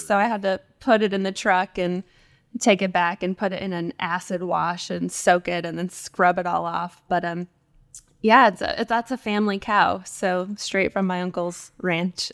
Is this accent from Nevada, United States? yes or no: yes; right outside of Las Vegas, where the Hoover Dam is, Nevada, United States; now in Austin, United States; I grew up in the West, uh, kind of right outside of Las Vegas, um, where the Hoover Dam is